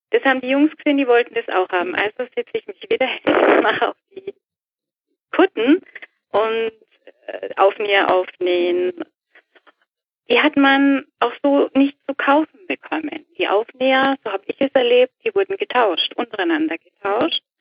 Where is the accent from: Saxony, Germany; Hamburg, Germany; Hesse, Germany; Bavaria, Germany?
Bavaria, Germany; Nuremberg; hier bei uns in Nürnberg haben wir sie abgelegt.